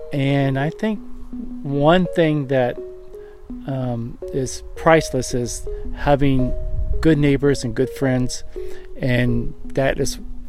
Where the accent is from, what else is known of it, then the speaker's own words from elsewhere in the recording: Dayton, Ohio, United States; moved away as an adult; now in Green Bay, United States; I'm originally from Dayton, Ohio. And I just moved here 3 weeks ago to Green Bay, Wisconsin.